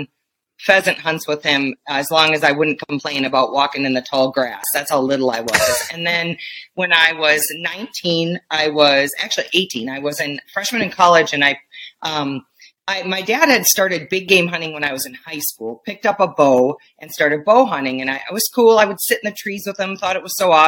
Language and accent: English; Wisconsin, United States; now in Montana, United States; You probably hear it in my voice. I'm from Wisconsin